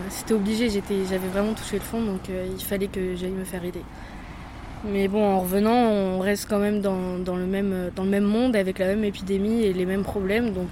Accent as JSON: {"language": "French", "area": "north of Deux-Sèvres", "region": "Nouvelle-Aquitaine", "country": "France", "moved": "as an adult", "lives_now": "Poitiers, France", "said": "de Toire, dans le nord de Sèvres, et voilà, je suis venue faire mes études à Poitiers."}